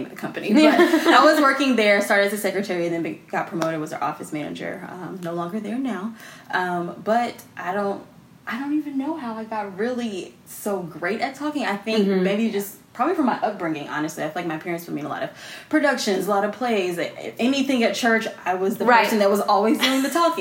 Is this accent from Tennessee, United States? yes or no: yes; Nashville, Tennessee, United States; we're both Nashville natives